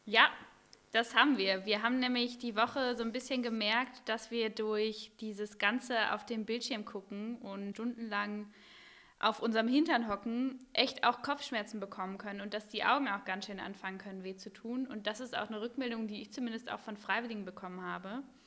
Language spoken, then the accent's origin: German; North Rhine-Westphalia, Germany; now in Bremen, Germany; Ich bin ja in NRW aufgewachsen